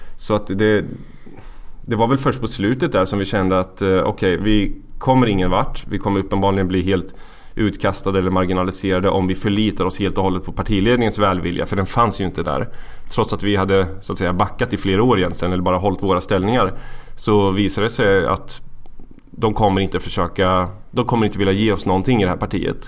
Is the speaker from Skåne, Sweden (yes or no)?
no; Valdemarsvik, Östergötland, Sweden; moved away as an adult; also born or lived in Gothenburg; I Valdemarsvik. En, eh, liten bygd i Östergötland.